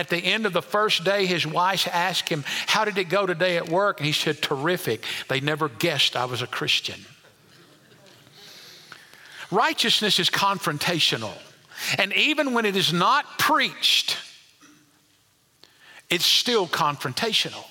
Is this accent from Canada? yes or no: no; United States; we as American believers don't suffer as much in the way of large-scale persecution